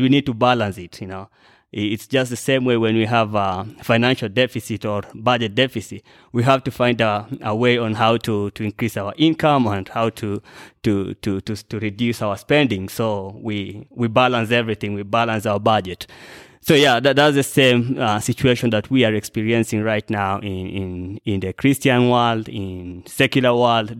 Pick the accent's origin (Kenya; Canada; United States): Kenya; I'm a Kenyan